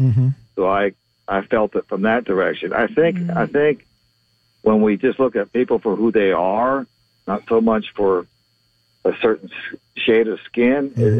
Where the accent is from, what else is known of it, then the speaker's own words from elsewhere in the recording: Dominican Republic; born there; I would like to regress to being born abroad mm-hmm. of American parents mm-hmm. and Dominican Republic.